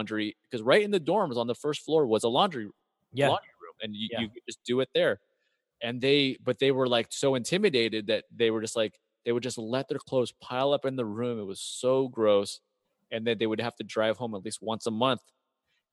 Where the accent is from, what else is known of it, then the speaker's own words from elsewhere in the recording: United States; growing up in America